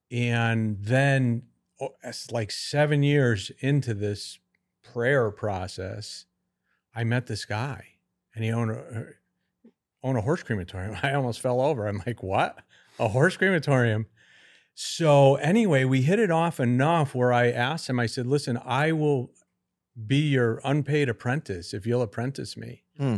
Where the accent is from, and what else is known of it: Connecticut, United States